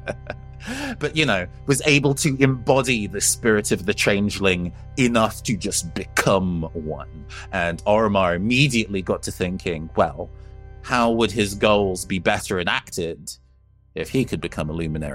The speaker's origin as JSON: {"language": "English", "country": "United Kingdom"}